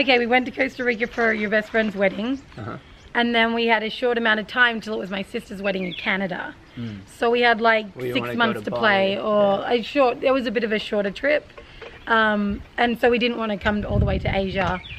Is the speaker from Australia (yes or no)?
yes; Australia; I've been to Bali about 5 times as an Aussie.